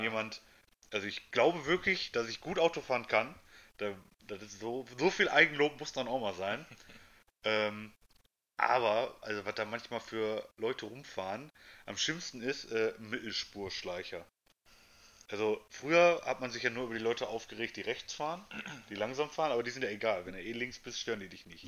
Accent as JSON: {"language": "German", "country": "Germany", "also_born_or_lived": "Essen", "said": "hier bei uns in Deutschland"}